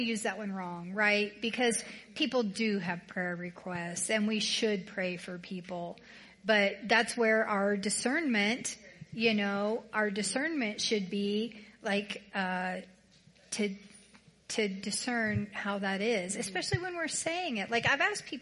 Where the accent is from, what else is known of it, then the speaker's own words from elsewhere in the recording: the South, United States; now in Colorado, United States; I'm from the South